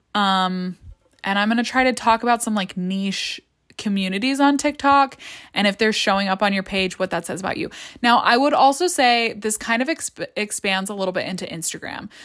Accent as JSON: {"language": "English", "country": "United States", "tie": "born or raised there", "said": "I grew up in the United States and had my education in the United States"}